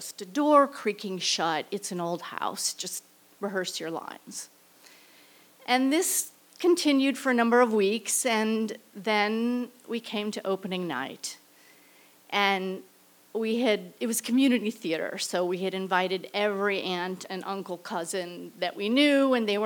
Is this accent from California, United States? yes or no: no; St. Louis, Missouri, United States; I returned to St. Louis, my hometown